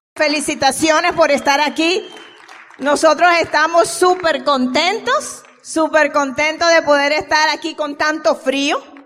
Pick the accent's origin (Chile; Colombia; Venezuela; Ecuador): Venezuela; Miguel y yo, como mm, ya lo dijeron nuestros amigos, venimos desde Venezuela